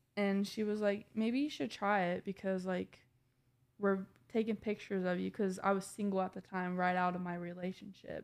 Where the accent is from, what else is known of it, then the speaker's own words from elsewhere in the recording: Indiana, United States; moved away as an adult; now in Ohio, United States; I'm from Indiana